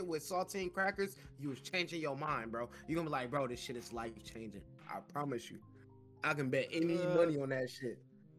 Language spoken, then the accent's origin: English; Wisconsin, United States; moved away; My home state